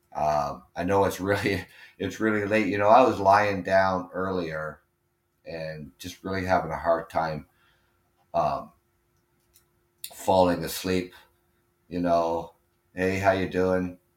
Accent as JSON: {"language": "English", "country": "Canada", "said": "I'm Canadian"}